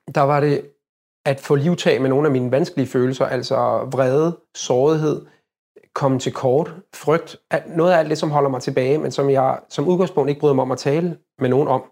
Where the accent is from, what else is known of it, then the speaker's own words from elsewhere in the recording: Copenhagen, Capital Region of Denmark, Denmark; jeg er født og opvokset i København